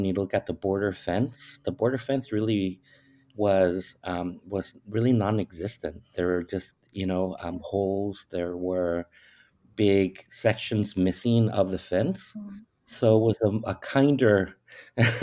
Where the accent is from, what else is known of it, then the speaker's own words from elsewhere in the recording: San Diego, California, United States; also born or lived in Tijuana, Mexico; now in Tucson, United States; I moved one block from Tijuana to San Diego, specifically San Isidro, when I was about 5 years old.